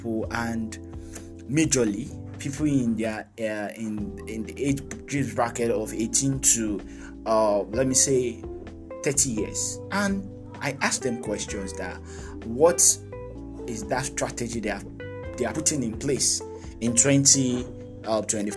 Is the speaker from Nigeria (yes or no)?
yes; Nigeria; I'm from Nigeria, and I'm a Nigerian. I'm a Yoruba guy